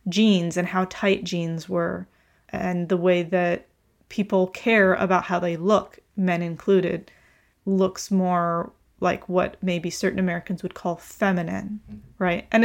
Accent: Russia; also born or lived in Ukraine; So I, you know, I grew up in Russia and Ukraine, and Russia and Ukraine are not known for places that are uh, that there is quite a bit of machismo uh, that happens.

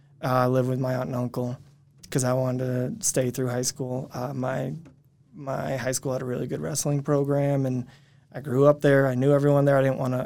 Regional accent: Maine, United States; now in Utah, United States; Yeah, I'm from Maine. Born and raised.

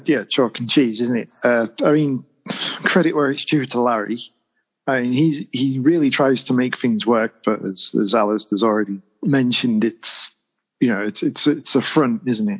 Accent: England, United Kingdom; as English as I am

